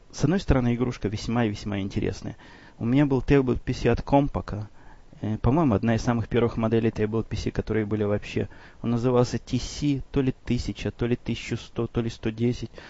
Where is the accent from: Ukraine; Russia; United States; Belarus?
United States; Chicago, Illinois; вопрос, в общем, довольно типичный для тех, кто знает, что я из Чикаго.